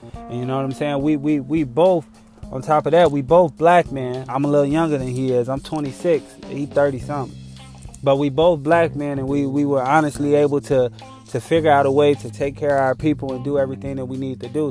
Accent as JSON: {"language": "English", "town": "Chicago", "region": "Illinois", "country": "United States", "said": "I'm from Chicago"}